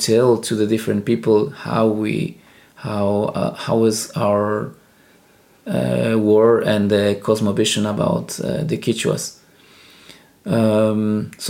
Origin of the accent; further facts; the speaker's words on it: Ecuador; first language Spanish; English is a second language; moved away as an adult; also born or lived in Germany; now in Norway; I am original from Ecuador